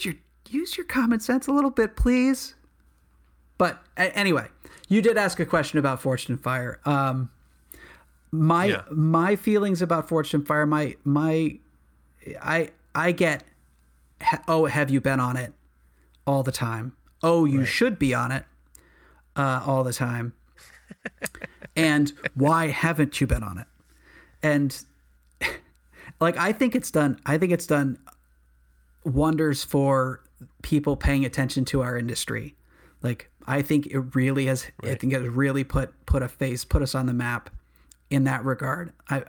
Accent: New England, United States; To be honest, I mean, I'm from New England.

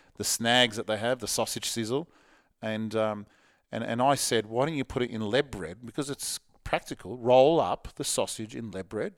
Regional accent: Parramatta, New South Wales, Australia; when I was a kid, I was catching trains from Parramatta to the city

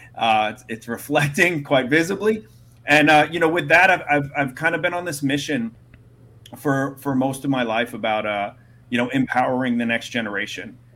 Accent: Brooklyn, New York, United States; I grew up in Brooklyn

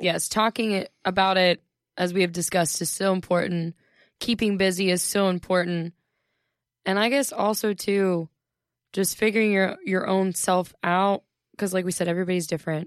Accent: Ohio, United States; when I'm at home in Ohio

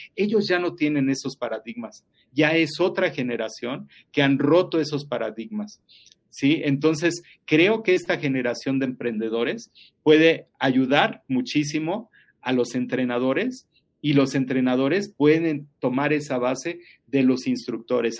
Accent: Mexico; como buenos mexicanos

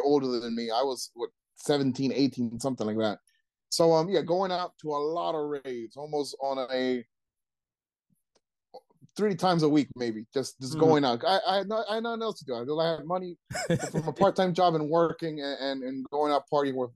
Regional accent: Trenton, New Jersey, United States; I grew up in Trenton

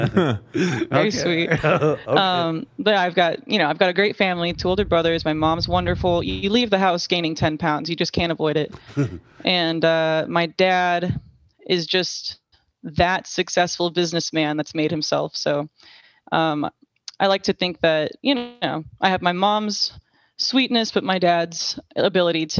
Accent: Southlake, Texas, United States; I was raised in Southlake, Texas.

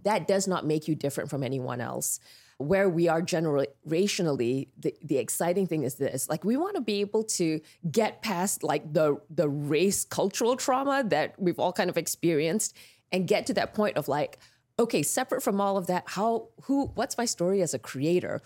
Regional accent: Petaling Jaya, Selangor, Malaysia; moved away as an adult; now in United States; I grew up in Malaysia in this town called Petaling Jaya

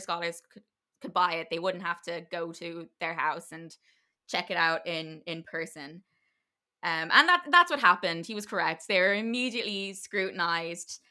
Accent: Ireland; it's part of being Irish

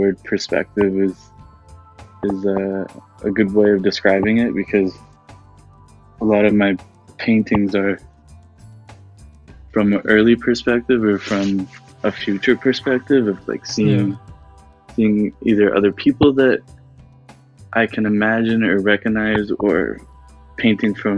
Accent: Oakville, Ontario, Canada; growing up in Oakville

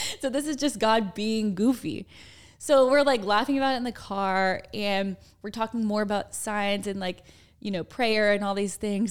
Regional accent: Dallas, Texas, United States; We're, we're from Dallas

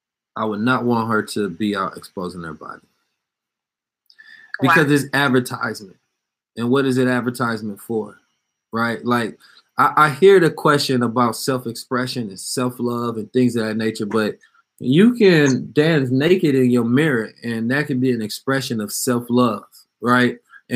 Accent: California, United States; And so I'm from the Bay, of course.

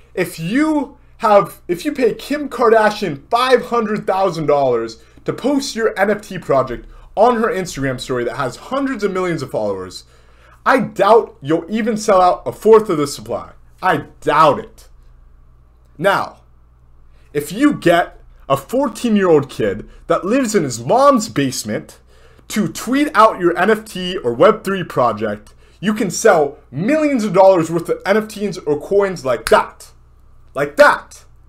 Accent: Southern California, United States; moved away as an adult; also born or lived in Miami; I grew up in Southern California.

